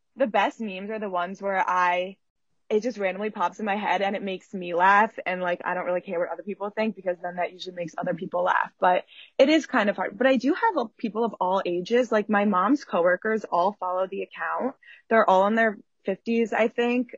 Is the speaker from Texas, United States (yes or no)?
no; Philadelphia, Pennsylvania, United States; also born or lived in New York; now in Philadelphia, United States; I'm from Philly